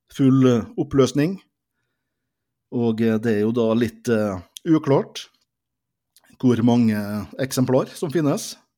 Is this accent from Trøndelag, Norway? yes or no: no; Molde, Møre og Romsdal, Norway; Vi er begge født og oppvokst i Molde. Molde vest, henholdsvis da Bjørset og eh, Kvam.